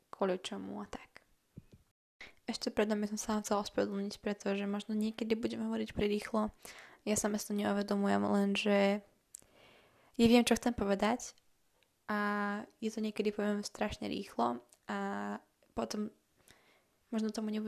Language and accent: Slovak; Slovakia; a pochádzam zo Slovenska, čo už môžete počuť, pretože hovorím po slovensky.